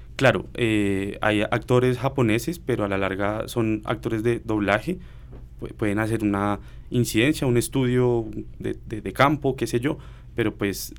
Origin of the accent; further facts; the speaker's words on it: Colombia; nosotros como colombianos